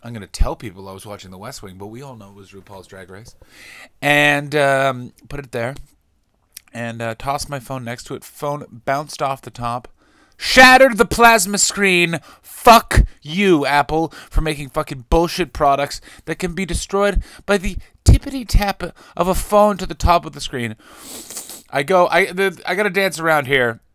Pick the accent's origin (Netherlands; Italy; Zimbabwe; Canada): Canada; as a Canadian